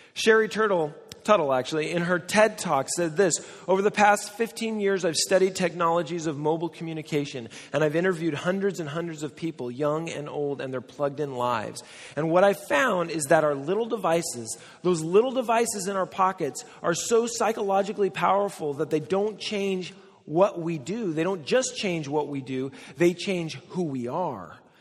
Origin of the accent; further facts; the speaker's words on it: United States; Now, I'm American